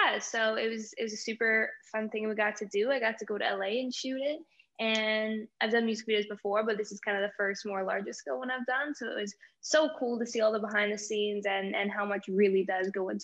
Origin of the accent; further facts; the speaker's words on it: Winnipeg, Manitoba, Canada; now in Toronto, Canada; I'm 22 years old. I'm actually from Winnipeg, Manitoba, but I have been in Toronto for a little while now, kind of going back and forth.